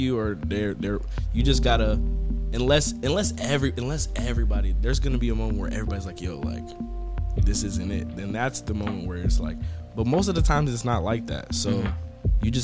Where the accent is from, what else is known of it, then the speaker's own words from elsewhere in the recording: New York, United States; I was born in New York